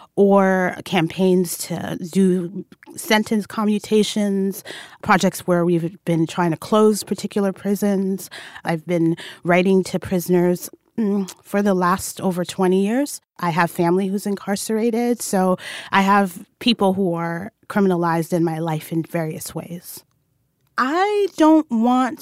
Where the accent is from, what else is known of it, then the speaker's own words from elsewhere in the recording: New York City, New York, United States; I'm a Black Muslim woman, born and raised in New York City